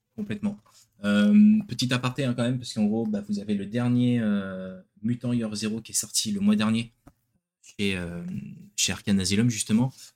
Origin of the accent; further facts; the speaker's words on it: France; chez nous en France